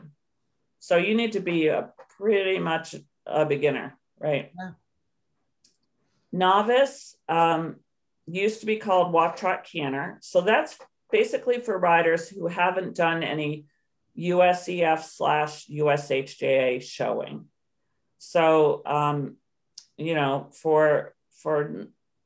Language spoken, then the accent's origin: English; Canton, Ohio, United States; I grew up in Canton, Ohio